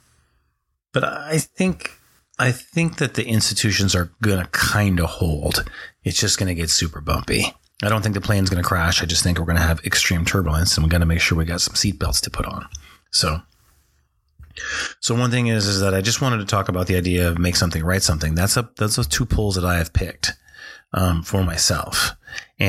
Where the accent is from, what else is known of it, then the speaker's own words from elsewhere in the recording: North Dakota, United States; I grew up in North Dakota.